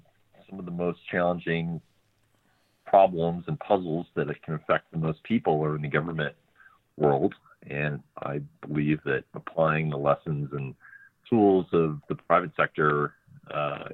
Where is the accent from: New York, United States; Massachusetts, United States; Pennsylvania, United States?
Massachusetts, United States; Marblehead; moved away as an adult; now in Washington, D.C., United States; I grew up in Marblehead, Massachusetts, just north of Boston